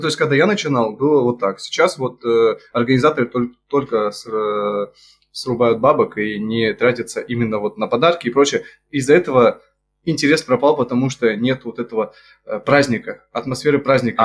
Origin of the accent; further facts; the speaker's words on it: Krasnoyarsk, Krasnoyarsk Krai, Russia; moved away; also born or lived in Achinsk; я родился под Красноярском, это еще хуже